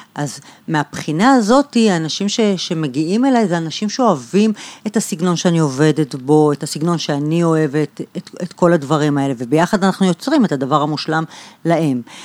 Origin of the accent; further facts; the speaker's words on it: Bat Yam, Tel Aviv District, Israel; נולדתי בבת ים, גדלתי שם